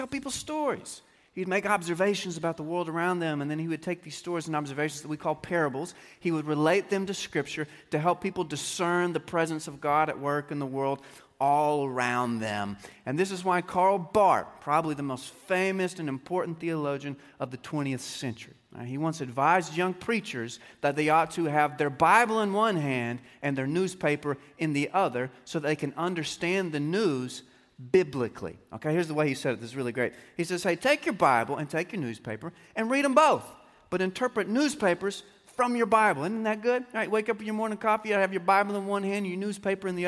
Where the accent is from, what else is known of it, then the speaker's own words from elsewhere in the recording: Texas, United States; stubborn separatist swag that we Texans just naturally tend to have